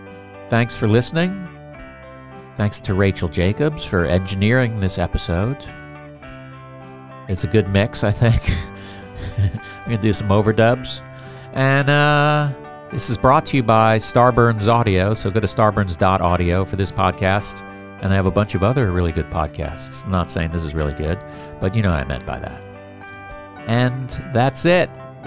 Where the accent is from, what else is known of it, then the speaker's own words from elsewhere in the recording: Bronx, New York, United States; I was born in, I lived in Riverdale, which is, I didn't live in a fancy rich place.